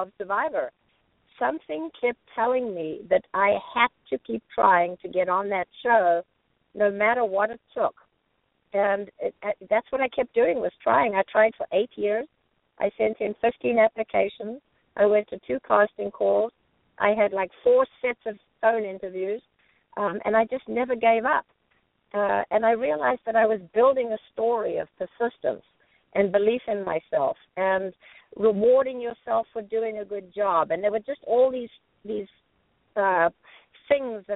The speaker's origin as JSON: {"language": "English", "town": "Johannesburg", "region": "Gauteng", "country": "South Africa", "tie": "born or raised there", "moved": "yes", "lives_now": "United States", "said": "growing up in South Africa, I couldn't do everything I wanted to. Coming to this country"}